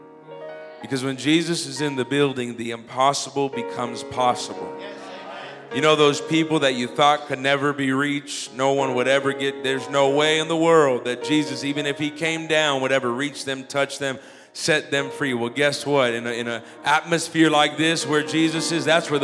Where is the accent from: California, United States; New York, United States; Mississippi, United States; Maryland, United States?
California, United States; Los Angeles; I'm from Los Angeles originally, so I'm getting used to the whole Indiana Midwest thing